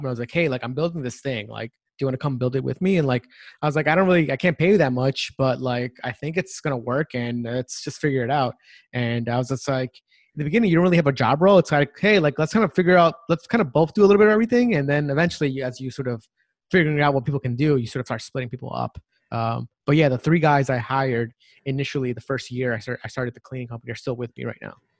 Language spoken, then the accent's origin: English; Long Island, New York, United States; moved away; also born or lived in Silicon Valley; I grew up in New York City. So I grew up in Long Island